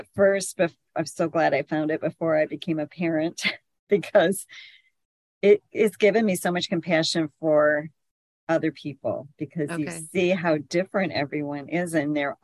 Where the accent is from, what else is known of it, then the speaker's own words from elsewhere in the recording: Michigan, United States; I'm from Michigan, a very small town